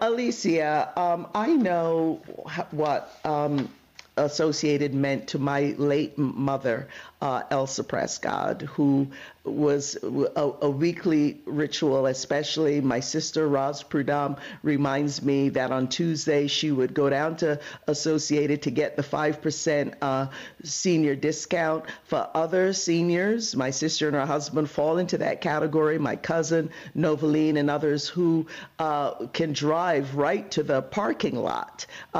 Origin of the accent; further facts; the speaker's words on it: Barbados; also born or lived in Brooklyn, United States; now in United States; when I lived in Brooklyn before moving to California, that was the place that my family, we immigrated from Barbados to Crown Heights.